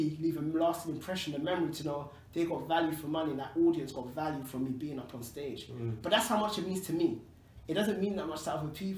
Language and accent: English; London, United Kingdom; I grew up in Tottenham